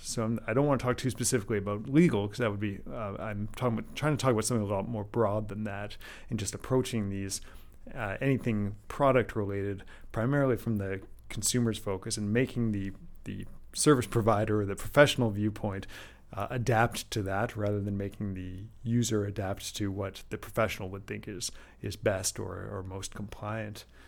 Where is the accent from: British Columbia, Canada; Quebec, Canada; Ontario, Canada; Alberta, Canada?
Alberta, Canada; Calgary; moved away; we're all originally from Calgary, of all places